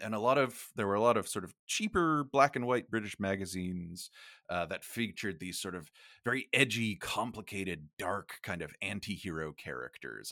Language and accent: English; United States; accent: American; I'm, I'm an American, we're speaking with American accents